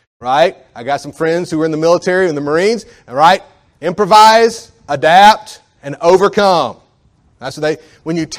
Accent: United States; as an American. And I'm not even a rich American

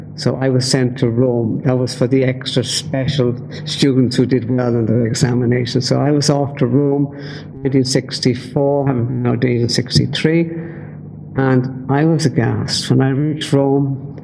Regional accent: Dublin, Leinster, Ireland; I grew up in Dublin and uh, my family was devout Catholic.

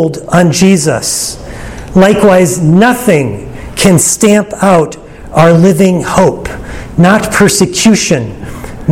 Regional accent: Minnesota, United States; I grew up in Minnesota.

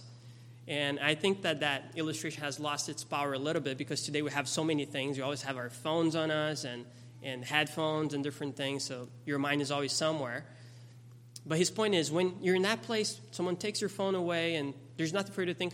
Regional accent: Brazil; moved away; I grew up in Brazil.

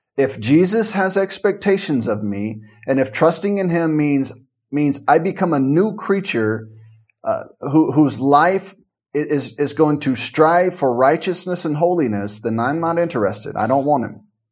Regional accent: Memphis, Tennessee, United States; growing up in Memphis and the surrounding area

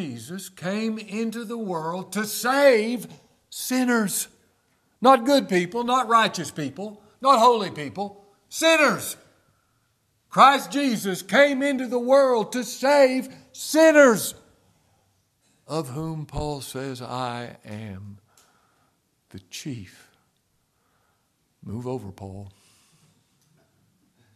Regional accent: Ashland, Kentucky, United States; I'm from Ashland, Kentucky

